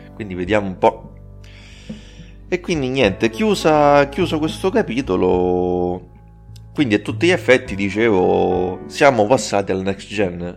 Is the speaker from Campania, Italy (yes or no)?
no; Rome, Lazio, Italy; romano, io sono di Roma